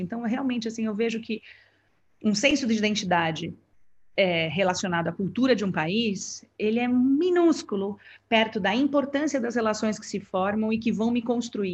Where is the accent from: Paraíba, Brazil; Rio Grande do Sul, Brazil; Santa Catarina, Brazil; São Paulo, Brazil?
São Paulo, Brazil; moved away as an adult; now in Singapore; na minha cidade natal, em São Paulo